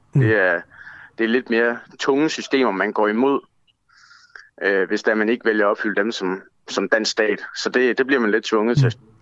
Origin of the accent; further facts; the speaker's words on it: Denmark; jeg er EU-borger, fordi jeg er født og opvokset i Danmark, dansk statsborger